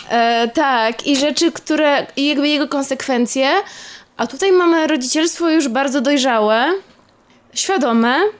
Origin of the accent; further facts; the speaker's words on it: Poland; ja się urodziłam też w jakichś okropnych czasach i też w Polsce